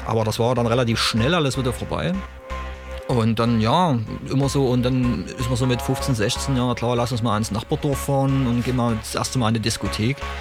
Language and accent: German; Chemnitz region, Saxony, Germany; ich komme ursprünglich aus der Chemnitzer Region